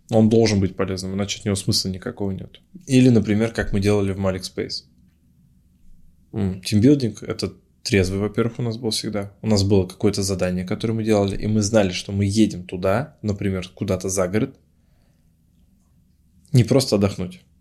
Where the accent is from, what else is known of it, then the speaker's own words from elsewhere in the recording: Ufa, Bashkortostan, Russia; Ну, например, я из Уфы обмениваюсь опытом там, с парнем из Тольятти или там, с Самары, или с Перми.